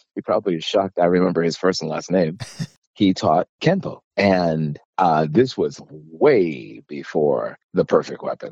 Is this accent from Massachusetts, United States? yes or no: yes; Boston, Massachusetts, United States; moved away; also born or lived in San Francisco; I grew up in Boston, Massachusetts for the most part